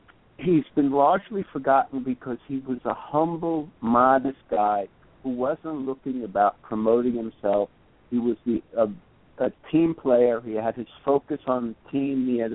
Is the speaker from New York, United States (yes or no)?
yes; New York City, New York, United States; when I was a little kid growing up in Brooklyn in the 60s.